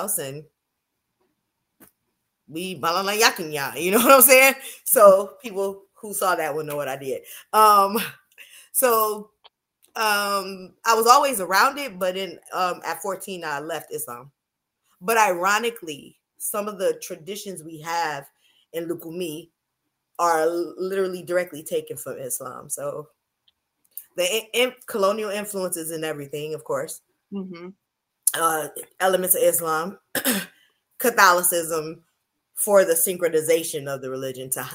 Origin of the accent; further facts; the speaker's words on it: Detroit, Michigan, United States; I'm Black American from Detroit